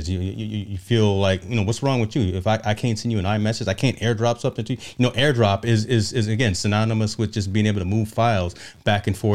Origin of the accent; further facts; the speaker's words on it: East Coast, United States; I'm from the East Coast, man.